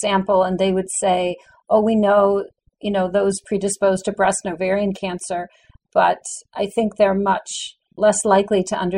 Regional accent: New Haven, Connecticut, United States; I grew up in New Haven, Connecticut, and I started working in a laboratory when I was 16 in high school

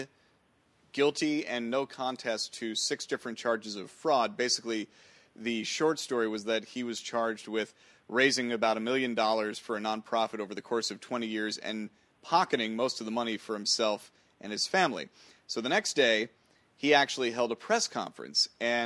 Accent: New Jersey, United States; I grew up in New Jersey

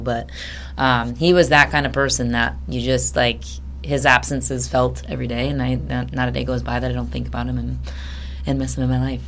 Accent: Grand Rapids, Michigan, United States; also born or lived in Ann Arbor; We're both from Grand Rapids

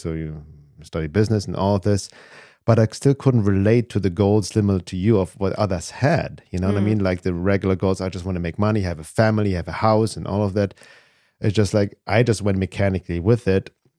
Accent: Germany; I was always growing up in Germany, loner, couldn't fit in, but I didn't question it.

